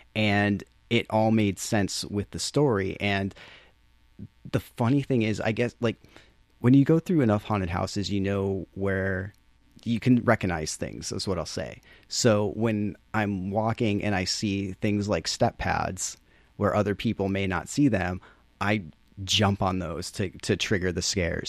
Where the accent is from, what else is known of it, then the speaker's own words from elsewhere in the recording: Chicopee, Massachusetts, United States; moved away; I grew up in Chicopee, which is next to Springfield, Holyoke, Amherst, Northampton